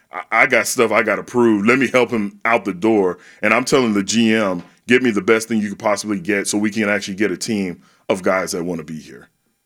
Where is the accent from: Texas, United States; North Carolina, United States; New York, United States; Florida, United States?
Texas, United States; San Antonio; now in Houston, United States; I grew up in San Antonio.